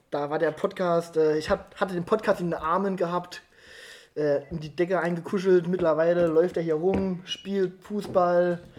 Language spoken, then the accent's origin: German; Ottweiler, Saarland, Germany; born there; ich glaube, ich bin der einzige geboren in Ottwiller.